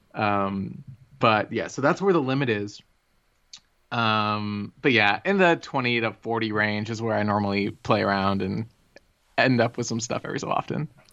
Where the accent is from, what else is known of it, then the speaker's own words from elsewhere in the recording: Plano, Texas, United States; I grew up in Plano, Texas